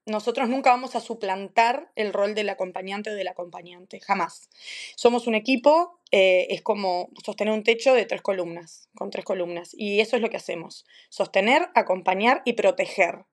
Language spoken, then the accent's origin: Spanish; Maldonado, Uruguay; moved away as an adult; also born or lived in United States / Cambridge, England; now in Aberystwyth, United Kingdom; también soy de Uruguay, nací en Maldonado, me fui de Uruguay en el año 2009, 2010